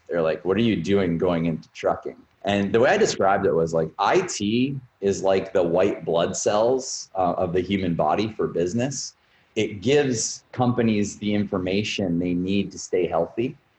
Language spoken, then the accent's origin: English; Canada; also born or lived in Montreal / Toronto / Vancouver / Halifax; I'm founder and CEO of Bus Patrol. I was born in Montreal, was raised pretty much across the country. I lived half my life in Toronto, a quarter of it in Montreal, spent some time in Vancouver and Halifax. Coast to coast in Canada.